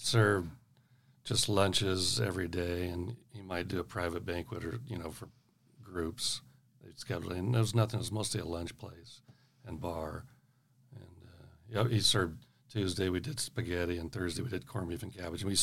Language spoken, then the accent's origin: English; Sparks, Nevada, United States; my parents were born and raised here, and they both graduated from Sparks High School, and we grew up out in Spanish Springs area